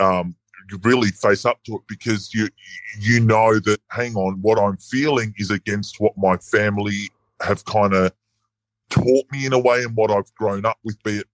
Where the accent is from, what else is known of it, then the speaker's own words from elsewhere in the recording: Sydney, New South Wales, Australia; born and bred in Sydney